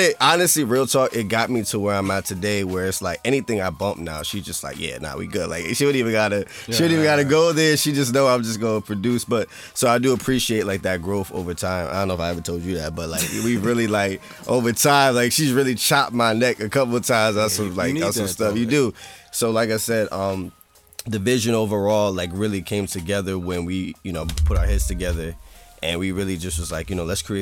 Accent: south Bergen County, New Jersey, United States; I'm from south of Bergen County

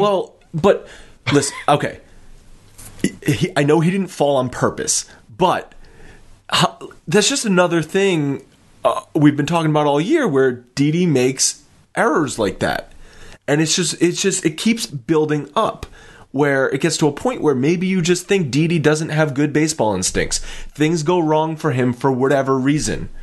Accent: Rhode Island, United States; I'm from Rhode Island, which, uh, which is where I'm from.

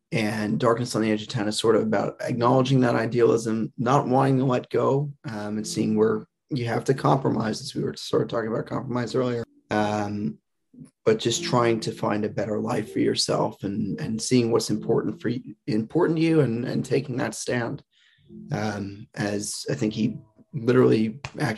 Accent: New Jersey, United States; I grew up here in Bergen County in Oredo.

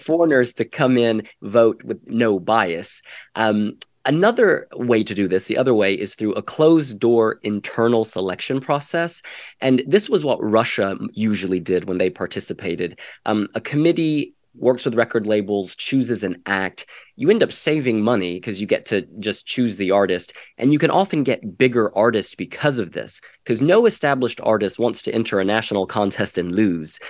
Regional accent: Ireland; now in San Francisco, United States; I was born and raised in Ireland

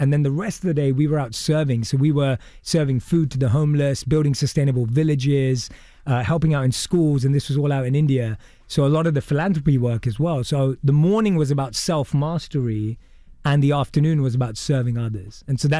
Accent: London, United Kingdom; But I was born and raised in London, and I would go in my teens to go and hear from people who'd gone from nothing to something.

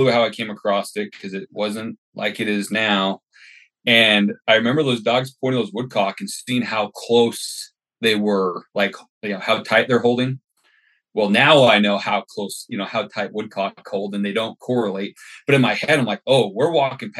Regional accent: Utah, United States; moved away as an adult; now in Kuna, United States; I grew up in Utah, so down there right off the Great Salt Lake.

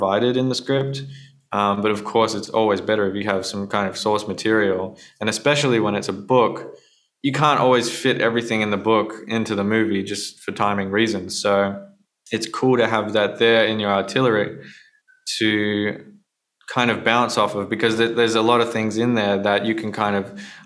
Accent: Australia; being Australian

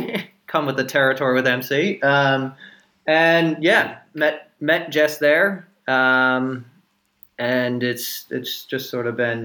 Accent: United States; moved away as an adult; now in Australia; and I'm American. I've been here for about 9 years. I'm trying to become Australian at the moment

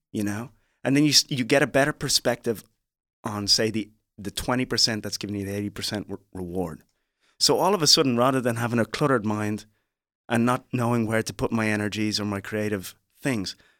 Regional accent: Dublin, Leinster, Ireland; accent: Irish; moved away as an adult; also born or lived in Liberia; now in United States; I'm from Dublin, Ireland

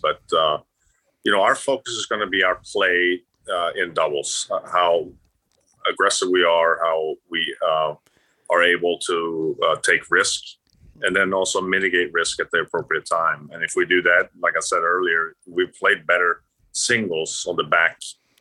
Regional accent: Sweden; moved away; also born or lived in Florida; I grew up in Sweden.

